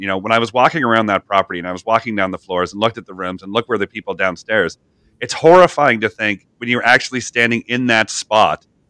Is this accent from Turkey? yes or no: no; Canada; I'm from Canada